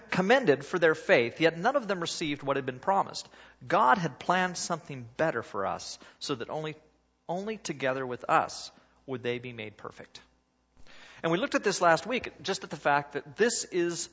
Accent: Oregon, United States; I'm from Oregon. And where I come from is where runners come from.

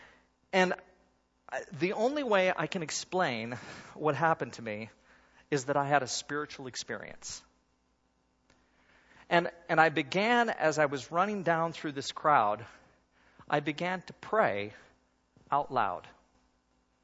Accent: Oregon, United States; I'm from Oregon. And where I come from is where runners come from.

